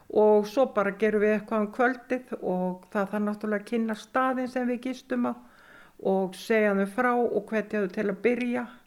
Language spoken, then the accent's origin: Icelandic; Sauðárkrókur, Northwestern Region, Iceland; Ég ólst upp á Söðakróki, fætt 1955